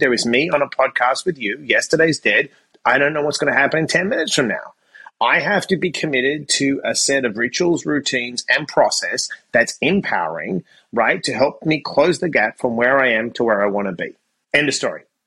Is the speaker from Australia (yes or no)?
yes; Perth, Western Australia, Australia; moved away as an adult; also born or lived in Sydney; I graduated high school and I moved from Perth to Sydney